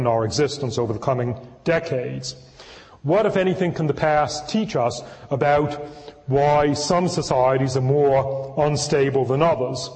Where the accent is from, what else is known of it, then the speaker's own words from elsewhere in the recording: Northeast, United States; now in California, United States; I was born in the Northeast anyway and am now a transplanted Californian